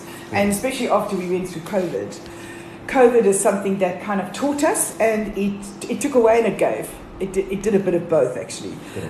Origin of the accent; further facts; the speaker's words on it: Johannesburg, Gauteng, South Africa; We're from Joburg.